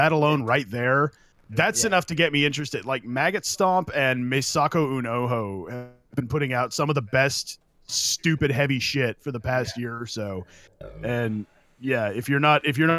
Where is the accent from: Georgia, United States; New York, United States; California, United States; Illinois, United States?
California, United States; moved away; I'm from California.